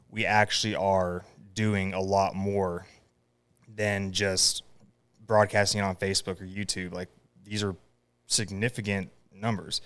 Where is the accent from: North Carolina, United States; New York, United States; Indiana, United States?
North Carolina, United States; Raleigh; also born or lived in Cottondale, Florida; I grew up around Raleigh